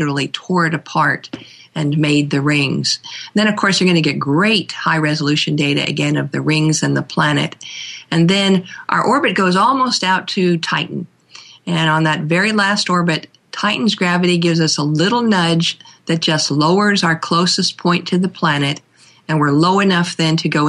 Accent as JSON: {"language": "English", "region": "California", "country": "United States", "tie": "born or raised there", "also_born_or_lived": "Minneapolis, Minnesota / Memphis, Tennessee", "said": "I spent most of my life since I was about 8 years old in California. So in that sense, I think I really consider myself a California girl"}